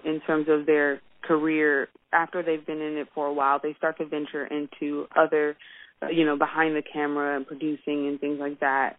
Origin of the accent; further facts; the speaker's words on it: Washington, District of Columbia, United States; Grew up in D.C. with two Baptist pastors as parents